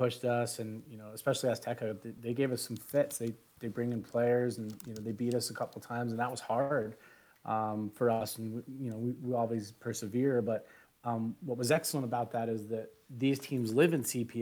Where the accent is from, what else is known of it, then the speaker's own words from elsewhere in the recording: Pennsylvania, United States; moved away as an adult; now in Colorado, United States; where I grew up in Pennsylvania